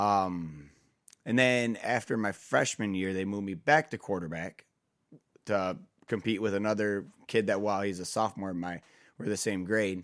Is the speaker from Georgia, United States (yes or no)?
no; Kalamazoo, Michigan, United States; moved away as an adult; also born or lived in Defiance, Ohio; was my hometown, Kalamazoo, Michigan